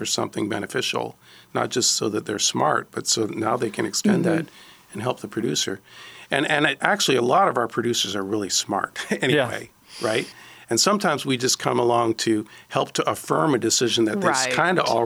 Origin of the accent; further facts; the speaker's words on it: Ontario, Canada; now in Alabama, United States; I grew up in Ontario.